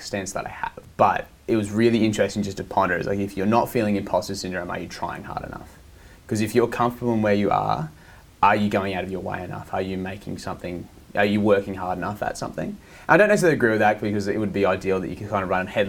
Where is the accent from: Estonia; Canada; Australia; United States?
Australia; Southeast Queensland; We're from Southeast Queensland.